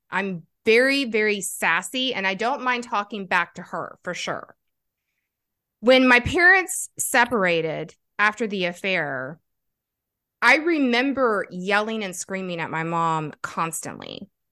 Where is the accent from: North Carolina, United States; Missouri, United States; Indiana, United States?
North Carolina, United States; also born or lived in Kentucky; We took off to North Carolina when I was eight years old